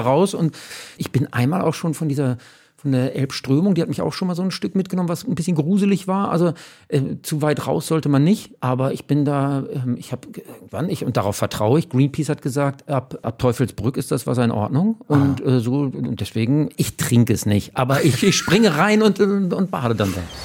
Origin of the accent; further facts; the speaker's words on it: Hamburg, Germany; ich bin ja in Uhlenhorst aufgewachsen